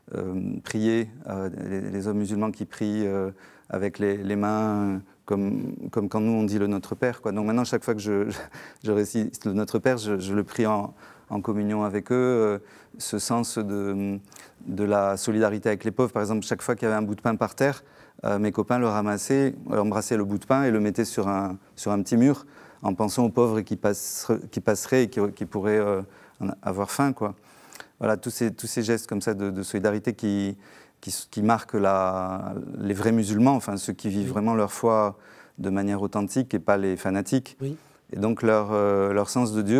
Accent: Algiers, Algiers Province, Algeria; je suis né euh, en Algérie algérienne un, mois après l'indépendance de l'Algérie, à Alger

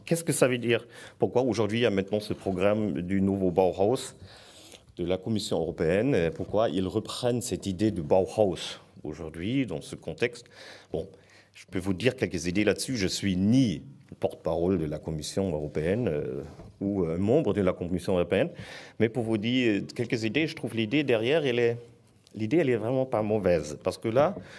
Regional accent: Southern Germany, Germany; French is a second language; moved away as an adult; now in France; je viens de l'Allemagne c'est sud, c'est une région qui est complètement liée avec tout ce qui est industrie automobile aussi

